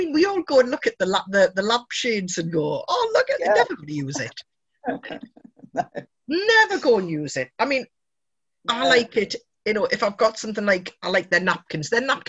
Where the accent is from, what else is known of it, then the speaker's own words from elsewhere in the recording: United Kingdom; We're very British to talk about the weather.